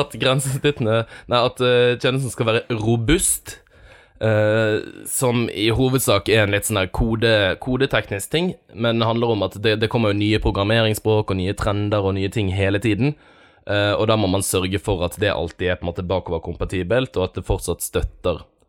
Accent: Bergen, Vestland, Norway; som bergenser

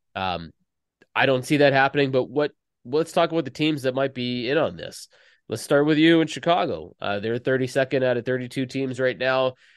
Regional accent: Canada; I'm Canadian

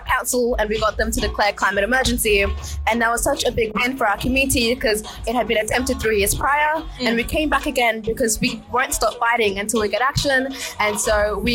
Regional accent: Coffs Harbour, New South Wales, Australia; I'm a year 11 student from Coffs Harbour

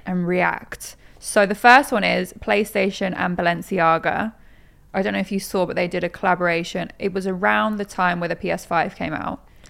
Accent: Norwich, East of England, United Kingdom; moved away as an adult; also born or lived in Manchester; now in London, United Kingdom; I am from Norwich, but I'd moved from Manchester 'cause I was at uni there

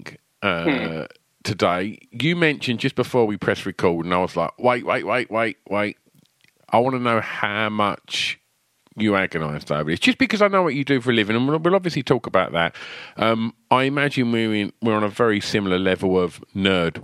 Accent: Southend-on-Sea, East of England, United Kingdom; my hometown

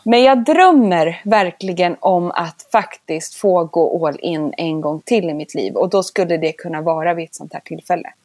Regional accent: Sundsvall, Västernorrland County, Sweden; moved away; also born or lived in London; jag älskar Norrland och är ju från Sundsvall.

